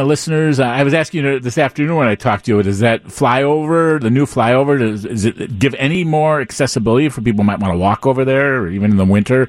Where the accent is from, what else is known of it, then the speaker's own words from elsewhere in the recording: Chicago, Illinois, United States; I'm born and raised here